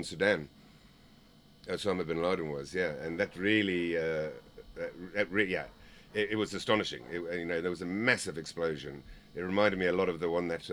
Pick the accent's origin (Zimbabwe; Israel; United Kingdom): Zimbabwe; I was from Zimbabwe